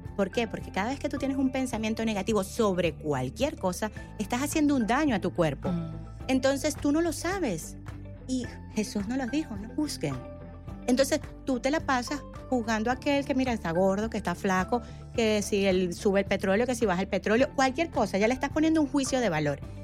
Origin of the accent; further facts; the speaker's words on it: Venezuela; yo soy venezolana